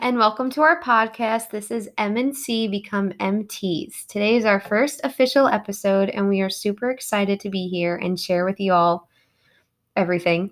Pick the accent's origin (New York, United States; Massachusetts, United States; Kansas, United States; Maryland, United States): New York, United States; Long Island; moved away as an adult; now in Kentucky, United States; from New York, specifically Long Island. I grew up, yep, Long Island, born and raised, typical New Yorker